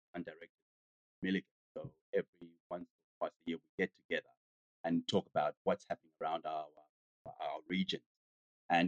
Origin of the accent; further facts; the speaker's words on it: Zambia; now in Australia; I come from Zambia in Africa.